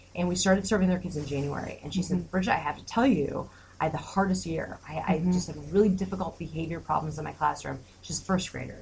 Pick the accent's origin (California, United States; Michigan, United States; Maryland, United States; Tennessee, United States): Michigan, United States; Detroit; moved away as an adult; now in Grand Rapids, United States; I'm from Detroit